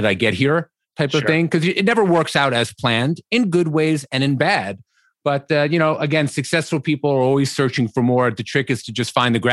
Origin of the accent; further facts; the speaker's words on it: New York City, New York, United States; I grew up on the Upper East Side